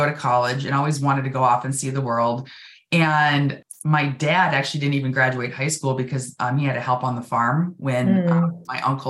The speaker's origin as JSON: {"language": "English", "town": "Rochester", "region": "Minnesota", "country": "United States", "tie": "born or raised there", "said": "I grew up in southern Minnesota. I'm actually from Rochester, which is the home of the Mayo Clinic"}